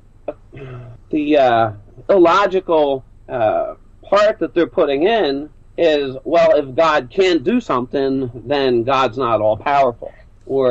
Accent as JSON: {"language": "English", "town": "Philadelphia", "region": "Pennsylvania", "country": "United States", "also_born_or_lived": "near St. Louis", "moved": "yes", "lives_now": "St. Louis area, United States", "said": "I'm originally from Philadelphia, Pennsylvania. I settled out here near St. Louis"}